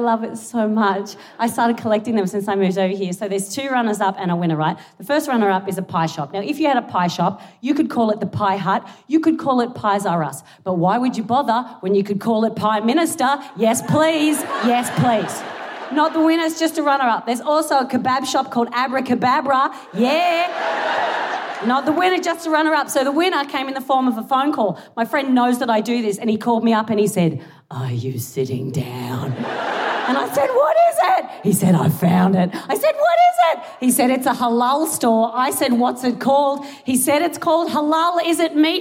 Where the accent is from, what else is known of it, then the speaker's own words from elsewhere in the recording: Australia; moved away as an adult; now in United Kingdom; this is not a local accent. I am Australian